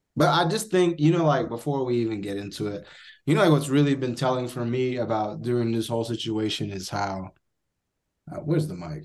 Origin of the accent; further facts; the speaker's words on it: United States; As an American